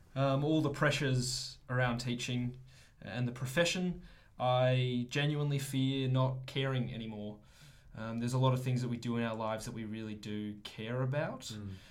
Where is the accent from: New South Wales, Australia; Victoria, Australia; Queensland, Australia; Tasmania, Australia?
Victoria, Australia; Melbourne; I grew up in Melbourne